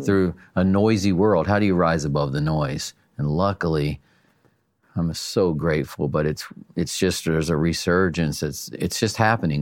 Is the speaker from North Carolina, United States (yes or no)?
yes; North Carolina, United States; now in California, United States; I'm a hillbilly from North Carolina